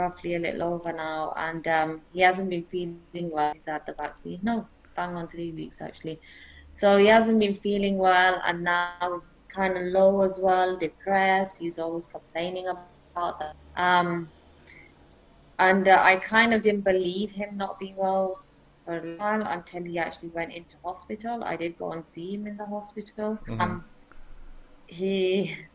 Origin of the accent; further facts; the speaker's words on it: England, United Kingdom; now in Germany; I'm originally from England.